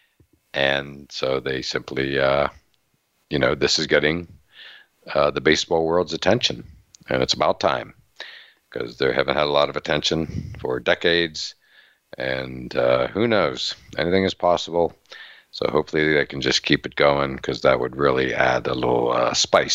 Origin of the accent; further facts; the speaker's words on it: Western Pennsylvania, United States; moved away; I grew up in Western Pennsylvania